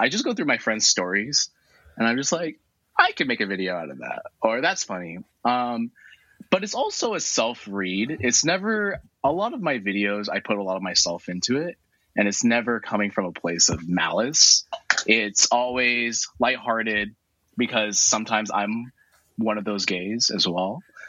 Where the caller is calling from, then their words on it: San Francisco, California, United States; I'm good. I just finished working out, and I'm joining from San Francisco.